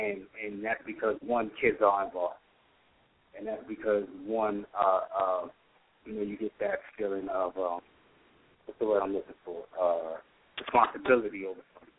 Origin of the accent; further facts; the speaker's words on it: New York City, New York, United States; I'm from New York. She's in the Bronx. I'm in Brooklyn at the time.